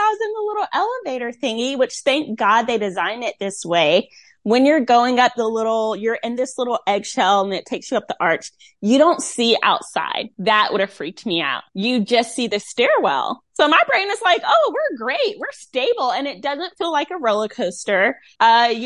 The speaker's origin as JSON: {"language": "English", "town": "Rocky Mount", "region": "North Carolina", "country": "United States", "tie": "born or raised there", "moved": "yes", "lives_now": "Tampa, United States", "said": "my hometown, Rocky Mount."}